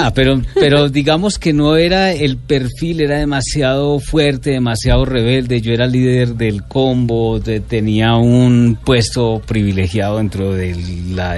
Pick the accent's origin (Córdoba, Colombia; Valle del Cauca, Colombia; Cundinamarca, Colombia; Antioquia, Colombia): Córdoba, Colombia; Montería; yo crecí en Montería